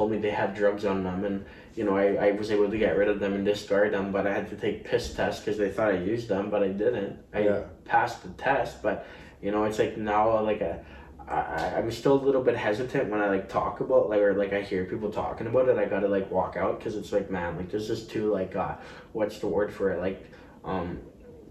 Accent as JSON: {"language": "English", "town": "Richmond", "region": "British Columbia", "country": "Canada", "tie": "born or raised there", "said": "I grew up in Richmond, too"}